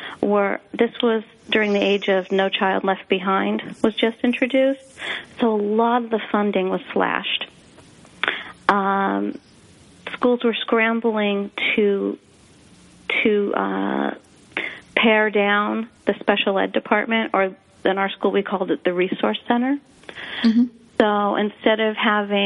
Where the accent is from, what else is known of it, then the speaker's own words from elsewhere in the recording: Springfield, Massachusetts, United States; I was raised in Springfield, Massachusetts